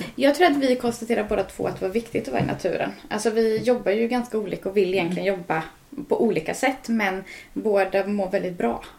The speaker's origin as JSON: {"language": "Swedish", "town": "Örsås", "region": "Västra Götaland", "country": "Sweden", "tie": "born or raised there", "moved": "as an adult", "lives_now": "Dals Rostock, Sweden"}